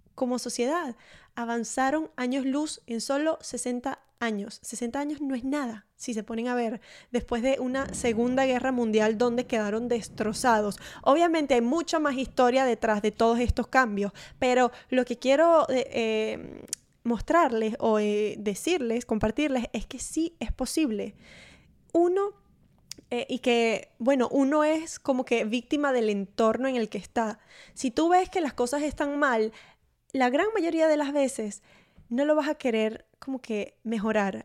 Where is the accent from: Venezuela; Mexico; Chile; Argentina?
Venezuela; Maracaibo, Zulia; en mi pueblo de Venezuela, allá en Maracaibo